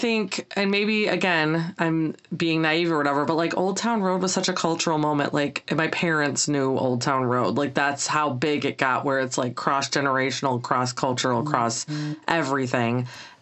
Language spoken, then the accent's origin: English; Michigan, United States; I'm from Michigan